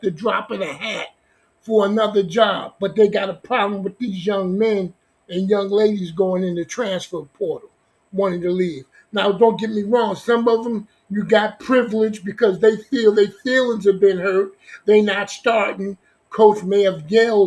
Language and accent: English; Newark, New Jersey, United States; I'm from New Jersey. I'm from Newark, New Jersey.